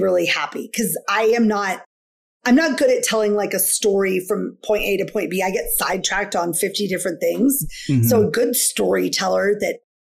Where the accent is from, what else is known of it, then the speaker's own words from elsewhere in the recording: Washington, United States; I'm from Washington State